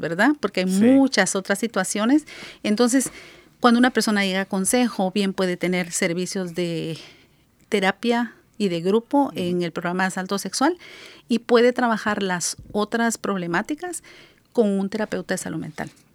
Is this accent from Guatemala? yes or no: yes; Guatemala; moved away as an adult; now in Seattle, United States; en mi país, soy de Guatemala